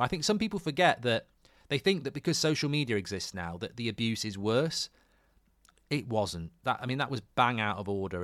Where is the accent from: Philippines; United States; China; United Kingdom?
United Kingdom; England; I'm English